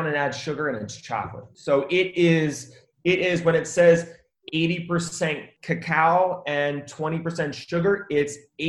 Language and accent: English; Philadelphia, Pennsylvania, United States; moved away as an adult; also born or lived in Colombia; I'm originally from Philadelphia